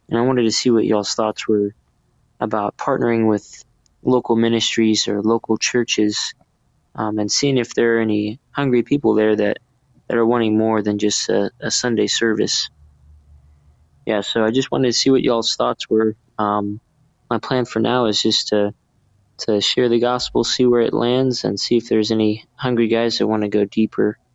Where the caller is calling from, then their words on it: Gyeonggi Province, South Korea; I'm calling from Camp Humphreys, South Korea. I'm an Army nurse stationed here for about a year.